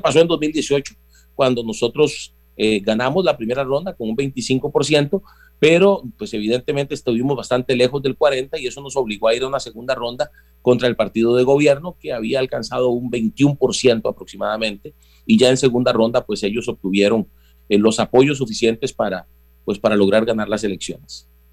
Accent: Costa Rica

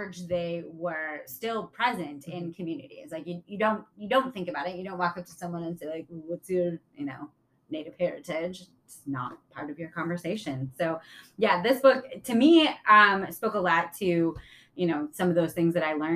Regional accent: Illinois, United States; moved away as an adult; now in Wisconsin, United States; I grew up in Illinois and came to Wisconsin to go to college

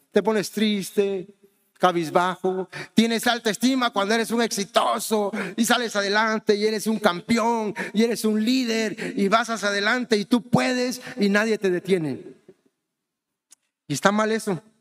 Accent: Honduras; born there; also born or lived in Mexico; yo soy mexicano, pero ¿saben qué? Yo nací en Honduras, o sea que no soy mexicano de pura cepa. No tengo sangre mexicana, no, no tengo sangre mexicana, tengo sangre hondureña porque nací allá

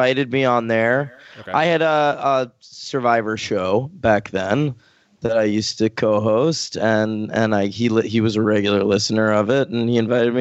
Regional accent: New York City, New York, United States; also born or lived in Long Island, New York / Manhattan, New York; I'm from New York. I grew up in Brooklyn. My family moved out to Long Island at some point, and I went to high school there.

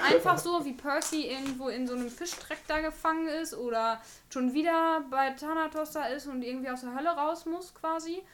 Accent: Bocholt, North Rhine-Westphalia, Germany; now in Münster, Germany; ich bin in Bocholt groß geworden. Das sind 90 Kilometer von hier. 14 Jahre meines Lebens habe ich da verbracht

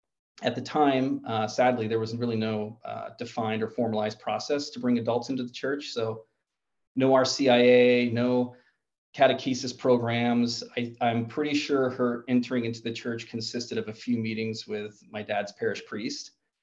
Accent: New Jersey, United States; moved away as an adult; also born or lived in Virginia / San Diego, California; now in Boise, United States; I'm from a little bit all over. I was born in Virginia, raised in New Jersey. And then the Navy, which I'll talk about a little bit throughout my story, brought me to San Diego, California. And that's where I was for about 20 years.

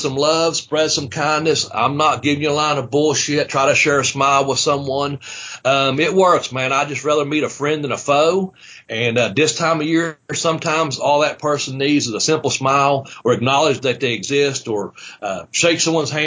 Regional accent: United States; here at my hometown, in the Boyd County community

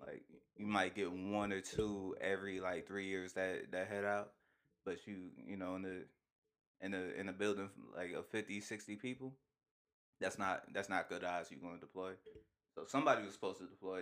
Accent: United States; as an American

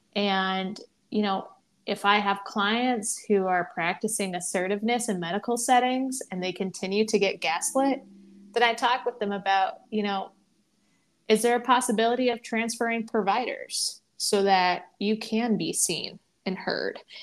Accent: Midwest, United States; also born or lived in the South; now in Northeast, United States; I currently live in the Northeast. I grew up in the Midwest. I lived for a bit of time in the South

